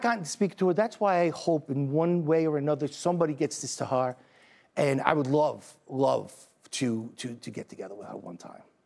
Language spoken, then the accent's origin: English; New York City, New York, United States; I'm from Staten Island, New York.